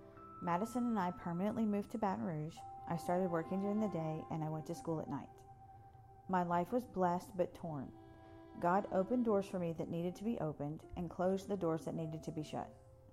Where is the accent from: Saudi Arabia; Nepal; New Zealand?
Saudi Arabia; I grew up in Saudi Arabia where my dad worked. Because of our cultural and geographical isolation, my mom and I were instant best friends.